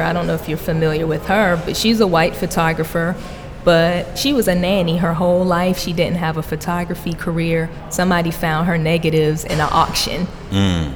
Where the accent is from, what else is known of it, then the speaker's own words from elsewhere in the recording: Miami, Florida, United States; now in Atlanta, United States; I'm originally from Miami